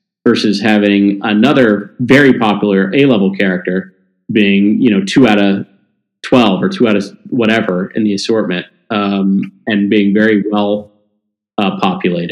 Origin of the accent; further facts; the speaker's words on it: Mississippi, Tennessee, the South, United States; I grew up in the South, a Jewish little Jewish kid from the South, right? Mississippi, Tennessee.